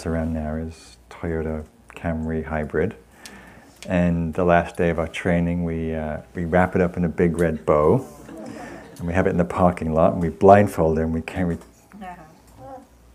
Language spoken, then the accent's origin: English; England, United Kingdom; moved away; I come from England